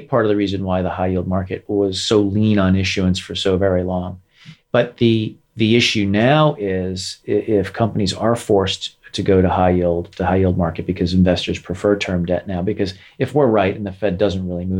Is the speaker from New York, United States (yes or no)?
yes; New York, United States; I'm from New York. I'm a New Yorker.